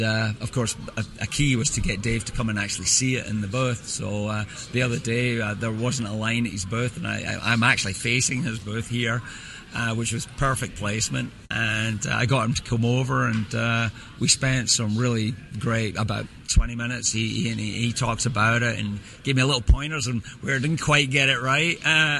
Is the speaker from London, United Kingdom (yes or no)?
no; Scotland, United Kingdom; I grew up in Scotland.